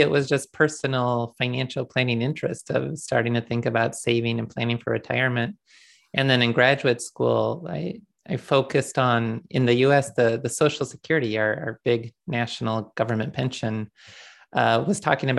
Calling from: Dallas, Texas, United States; I'm calling in from Dallas today. I moved here shortly before the pandemic began, mainly for business travel reasons

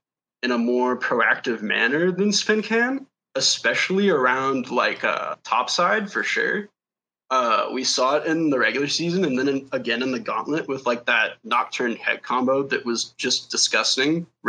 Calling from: Dallas, Texas, United States; Dallas, Texas.

